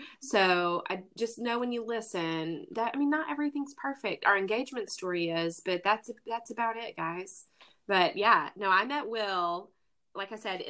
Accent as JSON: {"language": "English", "region": "the South", "country": "United States", "tie": "born or raised there", "said": "But being the Southern lady that I am and growing up in the Bible Belt, you try to pretend that you don't know."}